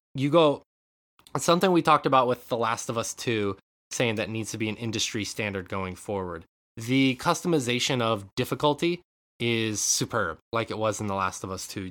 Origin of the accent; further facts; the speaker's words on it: Western Montana, United States; moved away; growing up in Western Montana